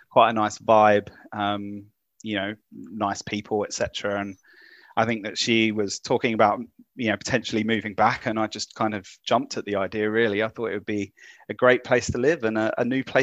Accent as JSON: {"language": "English", "country": "United Kingdom", "lives_now": "Auckland, New Zealand", "said": "Oh, so I'm from the UK."}